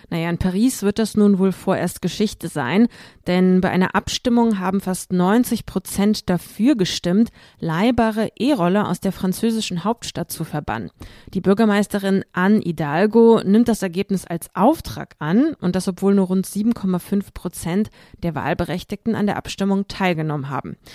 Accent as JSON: {"language": "German", "country": "Moldova", "second_language": "German", "said": "Ich komme ja selbst aus Moldau und das letzte Mal war ich im vergangenen Mai dort, also fast ein ganzes Jahr ist das her."}